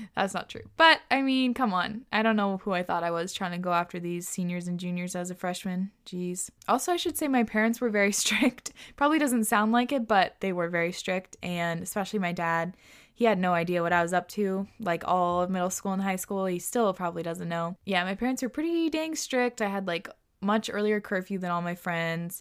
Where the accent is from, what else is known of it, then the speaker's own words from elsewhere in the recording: Whidbey Island, Washington, United States; growing up on Woodby